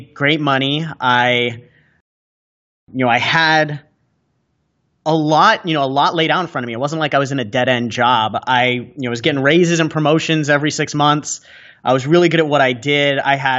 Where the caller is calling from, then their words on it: San Diego, California, United States; So I'm coming to you guys from San Diego, California right now.